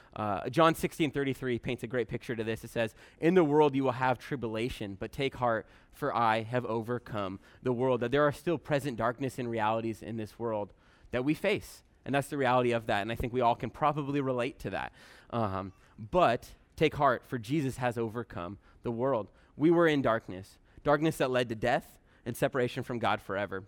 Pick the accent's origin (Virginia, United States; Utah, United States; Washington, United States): Washington, United States; Bremerton; I'm from Bremerton originally